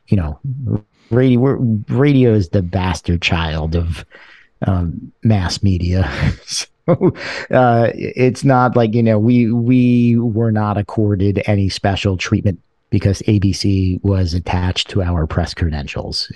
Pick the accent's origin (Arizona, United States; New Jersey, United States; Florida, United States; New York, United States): New York, United States; New York City; also born or lived in Buffalo, New York; I grew up in a place called Sheepshead Bay, Brooklyn